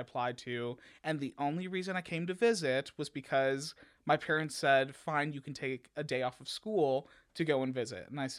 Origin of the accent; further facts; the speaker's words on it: Orland Park, Illinois, United States; So I live in a suburb that's about 35 minutes southwest of the city called Orland Park. {S1} Sure. {S2} So I grew up there